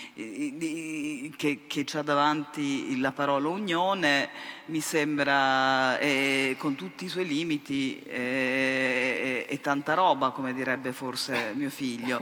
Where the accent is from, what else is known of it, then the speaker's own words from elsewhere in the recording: Germany; moved away; essere nata e cresciuta in Germania da genitori appunto sopravvissuti alla Shoah